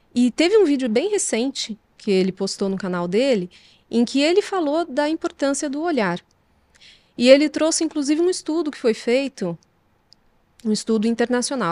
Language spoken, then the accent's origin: Portuguese; Poços de Caldas, Minas Gerais, Brazil; Eu sou mineira do sul de Minas, de Poços de Caldas